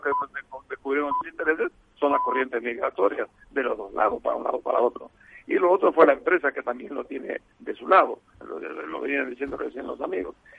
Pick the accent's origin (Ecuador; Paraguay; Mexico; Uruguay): Uruguay; also born or lived in Asturias, Spain; nací en Asturias y soy uruguayo